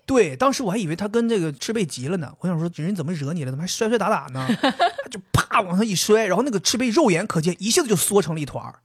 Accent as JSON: {"language": "Chinese", "town": "Dalian", "region": "Liaoning", "country": "China", "moved": "yes", "lives_now": "Shanghai, China", "said": "其实你别看我是个东北人"}